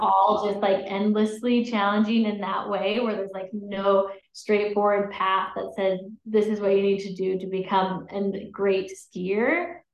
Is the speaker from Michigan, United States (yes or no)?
no; Utah, United States; also born or lived in Colorado; I grew up in Utah mostly